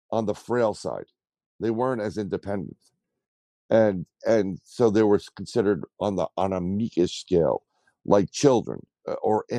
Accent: New York City, New York, United States; I grew up in the Bronx.

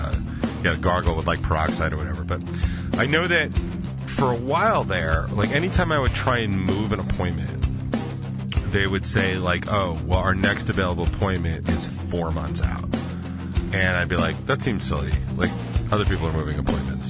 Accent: Denver, Colorado, United States; moved away; I grew up in Denver

